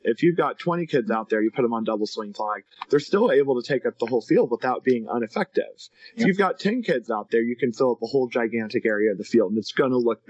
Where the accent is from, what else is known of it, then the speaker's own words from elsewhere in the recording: Indiana, United States; moved away as an adult; now in Katy, Texas, United States; I'm a recent transplant to the Houston area. I'm from Indiana.